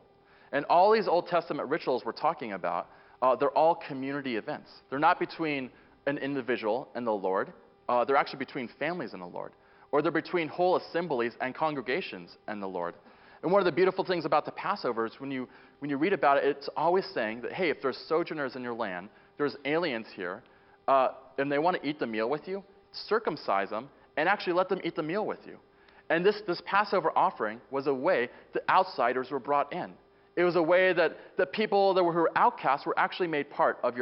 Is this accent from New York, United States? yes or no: no; Boulder, Colorado, United States; moved away; I'm originally from Boulder, Colorado